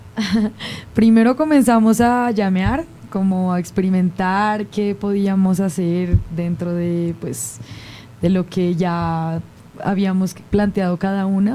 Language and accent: Spanish; Colombia; es tradición oral en mi país. Entonces viajar dentro de Colombia